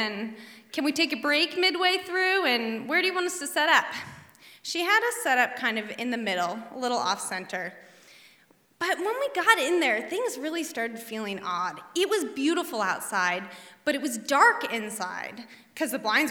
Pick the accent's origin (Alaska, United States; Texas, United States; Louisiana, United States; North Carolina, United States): Alaska, United States; Bird Creek; I was raised in Bird Creek in a cabin off the grid in the woods